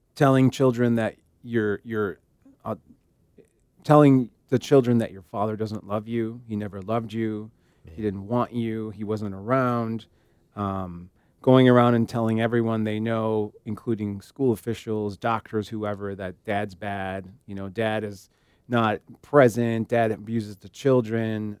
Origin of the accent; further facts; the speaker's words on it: Illinois, United States; we're from Illinois